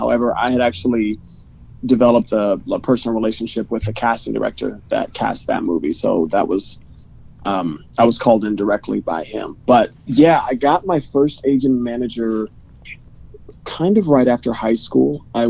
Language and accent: English; Northern California, United States; also born or lived in San Francisco; now in Los Angeles, United States; I was in San Francisco before that. I grew up in Northern California.